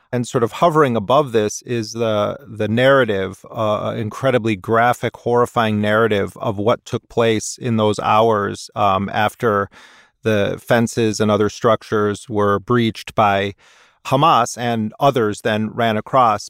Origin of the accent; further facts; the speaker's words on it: United States; as an American